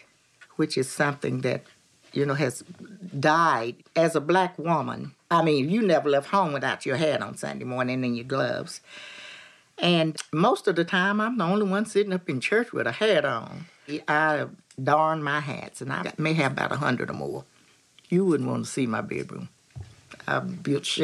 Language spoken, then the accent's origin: English; West Virginia, United States; my hometown in West Virginia